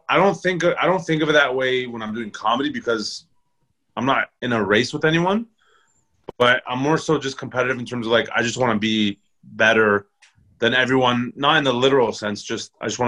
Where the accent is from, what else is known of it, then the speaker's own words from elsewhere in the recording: Scarborough, Ontario, Canada; also born or lived in Markham; Yeah, I was born and raised in Scarborough.